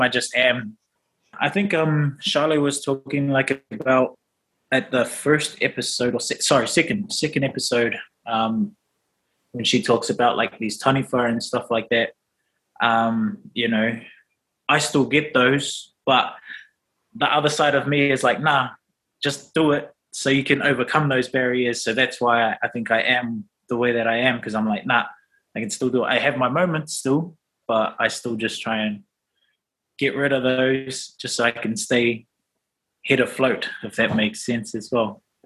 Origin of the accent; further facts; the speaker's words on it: Auckland, New Zealand; also born or lived in Rotoiti; So I'm from Rotoiti, but grew up in Auckland.